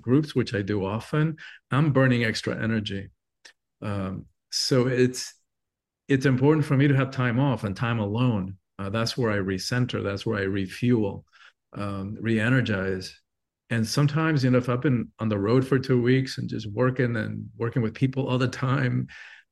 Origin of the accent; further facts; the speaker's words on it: Cuba; moved away; I'm from an island. I'm Cuban born originally